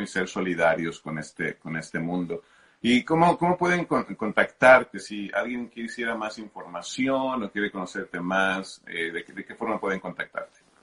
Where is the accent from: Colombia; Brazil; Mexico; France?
Mexico; hablo como mexicano